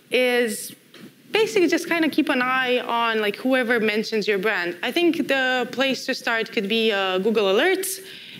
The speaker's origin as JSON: {"language": "English", "country": "Romania", "moved": "as an adult", "said": "I used to work for a startup back in my home country in Romania"}